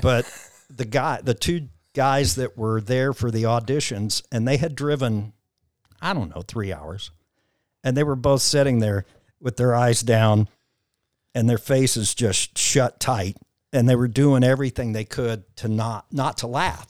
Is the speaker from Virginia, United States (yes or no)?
no; Southwest Missouri, United States; now in Nashville, United States; Grew up on a farm in Southwest Missouri